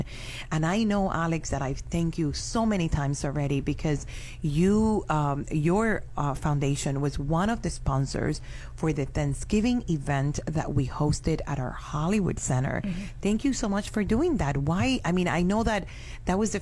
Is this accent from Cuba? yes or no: yes; Cuba; now in Miami, United States; I'm from Cuba